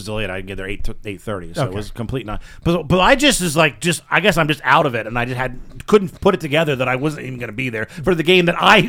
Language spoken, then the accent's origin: English; Virginia, United States; born there; I was born in Virginia.